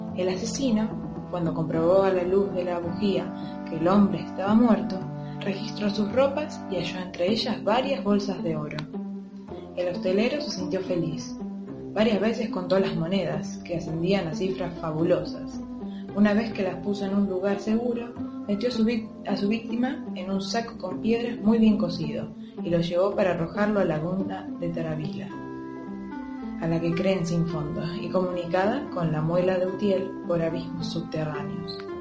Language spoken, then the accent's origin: Spanish; Buenos Aires, Argentina; soy de Capital Federal